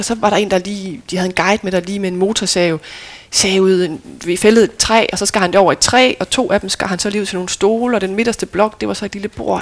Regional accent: Lemvig, Central Denmark Region, Denmark; moved away; also born or lived in Aarhus; jeg er født i Aarhus og boede der indtil jeg var fire, men ja. så flyttede vi til Lemvi, så jeg føler mig som vestjyde ja. og som lemvier

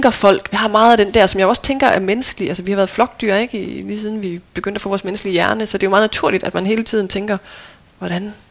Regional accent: North Denmark Region, Denmark; for selvom jeg er vokset op ved Limfjorden, jamen, så har vi altid været ved den vestlige del af Limfjorden

